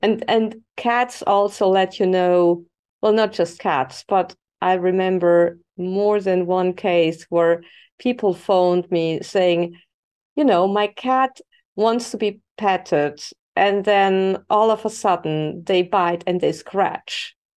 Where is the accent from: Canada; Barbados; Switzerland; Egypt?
Switzerland; moved away as an adult; also born or lived in Spain; I was born and raised in Switzerland